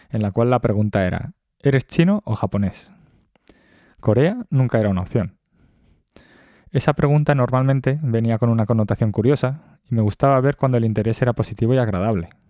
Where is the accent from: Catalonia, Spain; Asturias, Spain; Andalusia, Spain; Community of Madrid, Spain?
Community of Madrid, Spain; Madrid; Nací y crecí en Madrid en una familia surcoreana. Eso tuvo sus implicaciones de cara a crecer en un país con una cultura diametralmente opuesta a la cultura de mi familia.